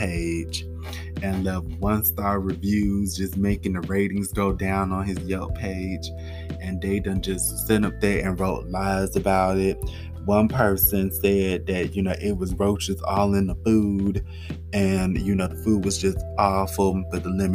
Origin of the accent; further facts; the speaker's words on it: Florida, United States; I'm from Florida